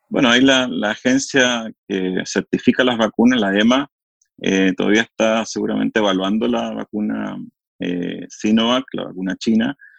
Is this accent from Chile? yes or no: yes; Chile; acá en Chile se hicieron dos estudios